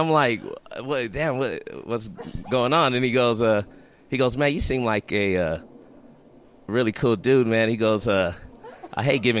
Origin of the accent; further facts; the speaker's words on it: California, United States; And I go into my training from growing up in California.